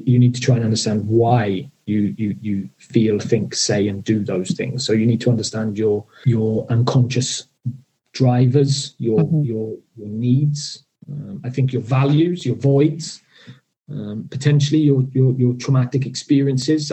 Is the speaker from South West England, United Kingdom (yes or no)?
no; South Wales, United Kingdom; I'm from South Wales